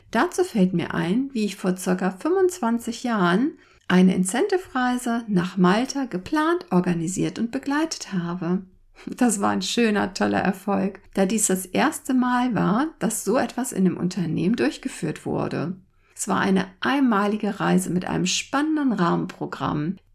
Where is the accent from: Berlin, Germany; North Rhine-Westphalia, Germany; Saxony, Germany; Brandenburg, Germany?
North Rhine-Westphalia, Germany; Cologne; Als gebürtige Kölnerin ist mir das Feiern sozusagen bereits mit der Muttermilch verabreicht worden.